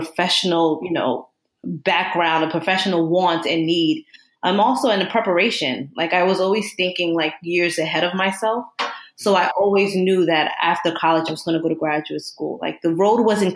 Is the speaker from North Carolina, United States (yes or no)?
no; Newark, New Jersey, United States; moved away as an adult; now in Long Island, United States; I am originally from Jersey, born in Newark, New Jersey, and consider myself a Rutgers breed because I went there for my master's and PhD